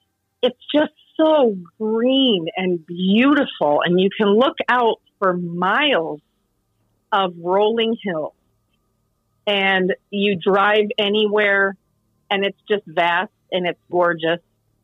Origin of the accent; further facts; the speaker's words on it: Guam; I'm from Guam, and my entire life, I've just wanted to go to New York City